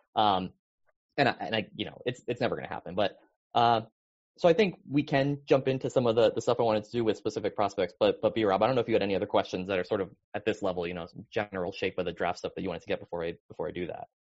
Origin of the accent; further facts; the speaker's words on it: Connecticut, United States; I grew up in Connecticut in the 90s